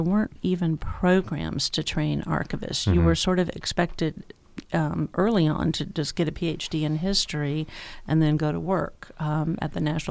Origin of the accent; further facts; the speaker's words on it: Tennessee, United States; moved away as an adult; also born or lived in Georgia; now in Lehigh Valley, United States; I'm from Tennessee